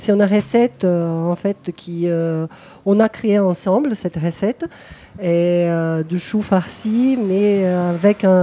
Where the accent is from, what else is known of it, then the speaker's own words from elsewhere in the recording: Brazil; now in Toulouse, France; moi, je suis brésilienne